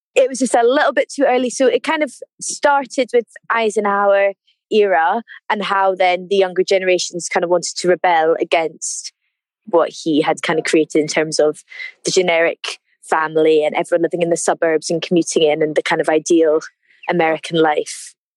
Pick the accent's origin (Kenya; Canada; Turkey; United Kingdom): United Kingdom; Edinburgh, Scotland; moved away as an adult; also born or lived in St Andrews; now in London, United Kingdom; So I come from Edinburgh and I moved down to London about nine months ago now in August